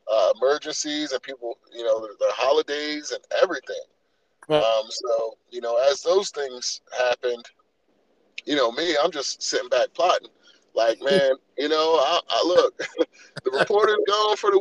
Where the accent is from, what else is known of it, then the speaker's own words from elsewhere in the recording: Salisbury, Maryland, United States; I'm from Salisbury.